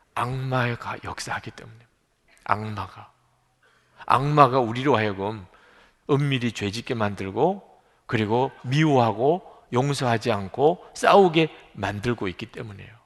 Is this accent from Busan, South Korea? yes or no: yes; Busan, South Korea; moved away; 저 부산에서 자랐기 때문에 사투리도 쓰고